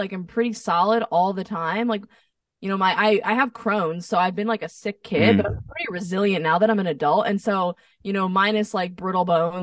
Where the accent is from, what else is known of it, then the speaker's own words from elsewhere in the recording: New Jersey, United States; moved away as an adult; also born or lived in Nashville; now in Los Angeles, United States; I'm from New Jersey